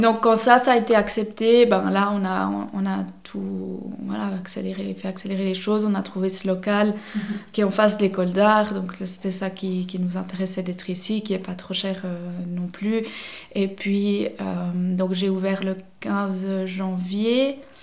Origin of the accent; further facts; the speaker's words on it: Vevey, Vaud, Switzerland; also born or lived in Neuchâtel; now in La Chaux-de-Fonds, Switzerland; j'ai grandi dans les environs de Vevey.